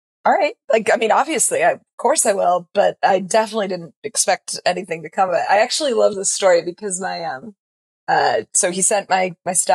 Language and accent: English; Hinesburg, Vermont, United States; also born or lived in Boston; I grew up literally here in Hinesburg, Vermont